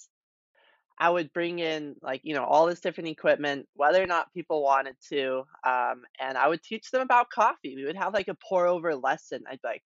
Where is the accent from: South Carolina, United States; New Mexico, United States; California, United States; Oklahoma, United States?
New Mexico, United States; moved away as an adult; also born or lived in Chicago; I'm actually originally from New Mexico, went to school in Chicago at DePaul